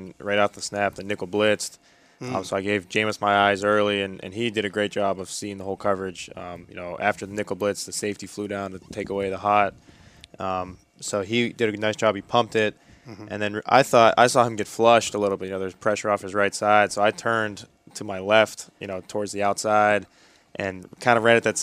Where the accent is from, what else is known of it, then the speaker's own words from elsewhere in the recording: Pittsburgh, Pennsylvania, United States; Larry Fitzgerald was my favorite receiver growing up in Pittsburgh